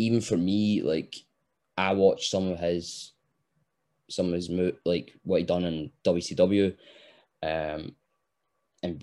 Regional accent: Scotland, United Kingdom; us being Scottish, we speak 100 miles an hour.

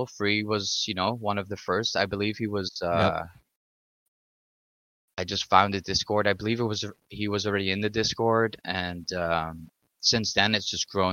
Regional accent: Ottawa, Ontario, Canada; I'm from Ottawa, Ottawa, Ontario, Ottawa

